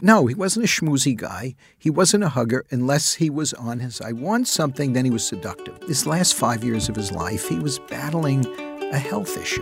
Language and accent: English; New York City, New York, United States; I spent my childhood years growing up in the Bronx